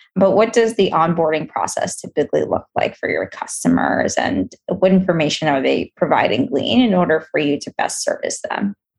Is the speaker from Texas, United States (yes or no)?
no; New York City, New York, United States; I'm from Queens